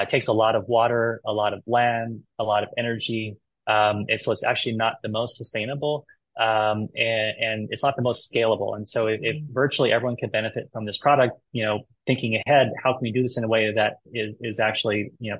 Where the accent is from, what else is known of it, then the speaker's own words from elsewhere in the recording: Hawaii, United States; I'm from Hawaii